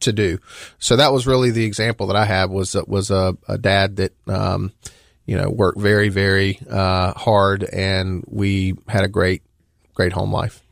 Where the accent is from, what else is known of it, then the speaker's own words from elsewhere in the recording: Dalzell, South Carolina, United States; I grew up in, uh, a very small town in the center part of the state, uh, called Dalzell.